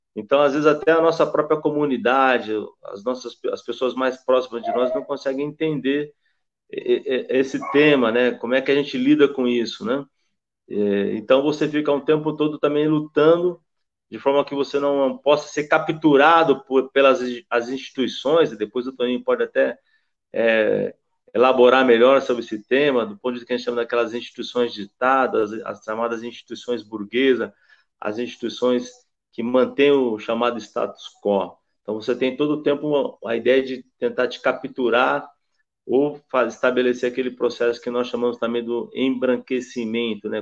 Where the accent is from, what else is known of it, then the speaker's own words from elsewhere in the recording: Campinas, São Paulo, Brazil; nasci na Vila Jorgina em Campinas